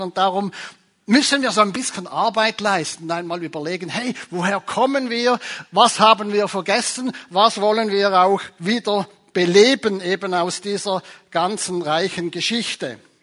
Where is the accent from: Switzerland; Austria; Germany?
Switzerland; Zurich; Ich komme ja von Zürich, aus der Stadt von Zwingli